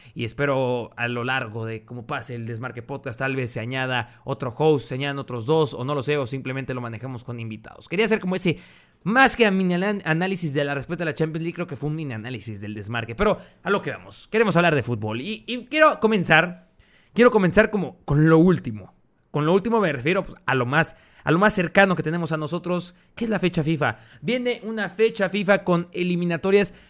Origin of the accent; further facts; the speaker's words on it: Mexico; Saben que soy de México, para los que no saben, soy de México